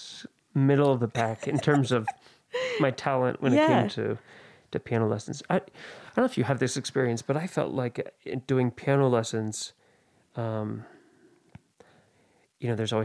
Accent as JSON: {"language": "English", "town": "Oakland", "region": "California", "country": "United States", "tie": "born or raised there", "said": "Yeah, I grew up in the East Bay, in the Oakland area."}